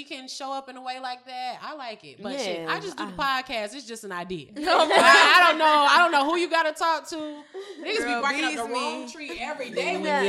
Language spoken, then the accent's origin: English; North Carolina, United States; I'm from North Carolina. And it was very racist when the last time I checked.